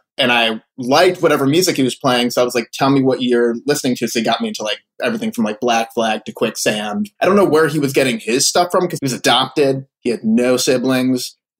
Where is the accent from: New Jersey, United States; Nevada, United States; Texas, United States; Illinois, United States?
Illinois, United States; Winnetka; also born or lived in Florida / Philadelphia / Cleveland; I was in the suburbs. I was in Winnetka. Okay. From middle school through high school.